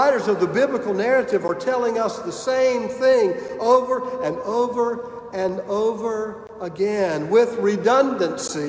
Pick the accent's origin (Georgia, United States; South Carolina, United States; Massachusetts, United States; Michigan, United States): South Carolina, United States; Clinton; Amy and I grew up in Clinton, South Carolina, the home of Presbyterian College